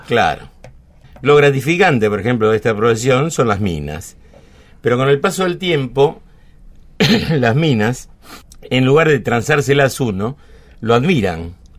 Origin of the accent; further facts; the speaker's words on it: Buenos Aires, Argentina; also born or lived in San Telmo, Buenos Aires / Villa Luro, Buenos Aires; Nací en Almagro, pero me fui a los seis años a Parque Patricios